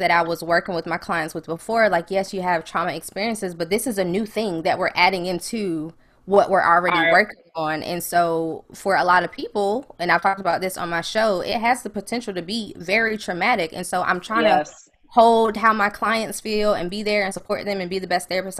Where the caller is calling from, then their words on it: Durham, North Carolina, United States; I'm in Durham, North Carolina.